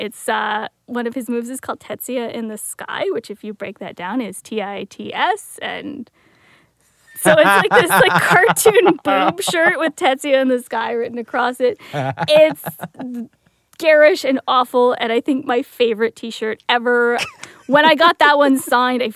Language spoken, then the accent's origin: English; Welland, Ontario, Canada; I grew up in Welland, so it was like a 20-minute drive from WWE Niagara Falls